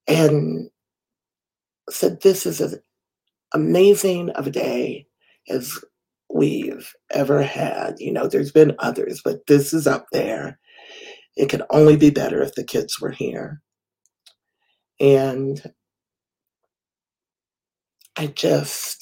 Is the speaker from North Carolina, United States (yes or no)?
yes; Winston-Salem, North Carolina, United States; I am from Winston-Salem, North Carolina